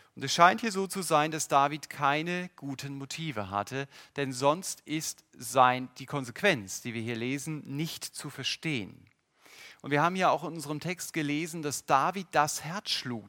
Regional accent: Germany; Unsere Grenzen als Deutsche

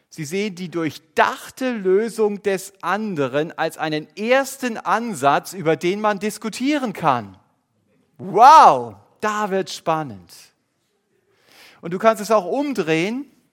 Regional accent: Germany; Wir als Deutsche

